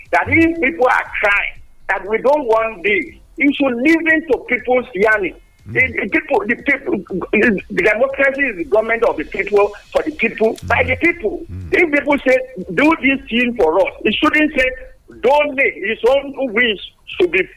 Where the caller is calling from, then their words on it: Yaba, Lagos, Nigeria; Uh, this is engineering interview from Yaba, Lagos.